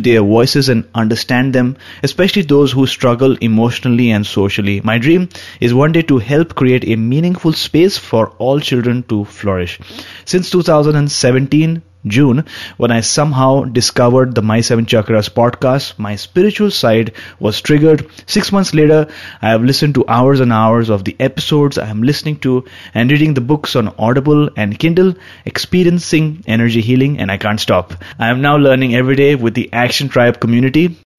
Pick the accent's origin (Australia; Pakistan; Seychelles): Seychelles; moved away as an adult; now in Luxembourg; I am originally from Seychelles, but I've moved to Luxembourg after completing my master's in statistics and another in education in UK.